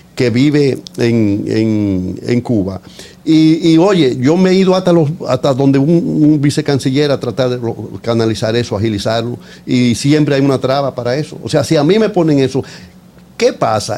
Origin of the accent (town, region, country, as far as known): Dominican Republic; moved away